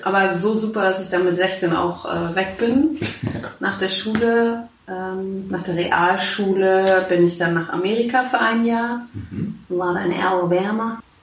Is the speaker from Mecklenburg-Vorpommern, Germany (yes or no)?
yes; Schwerin, Mecklenburg-Vorpommern, Germany; Ich bin gebürtige Schwerinerin. Ich komme mhm. aus Schwerin, genau.